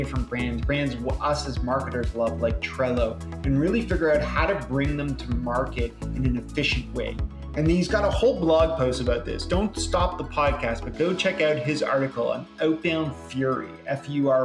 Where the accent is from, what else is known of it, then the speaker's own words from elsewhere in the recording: Canada; I'm a Canadian too